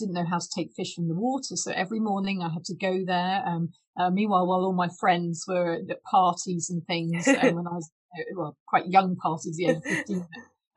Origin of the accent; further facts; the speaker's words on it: Cornwall, South West England, United Kingdom; now in Fife, United Kingdom; I grew up in Cornwall.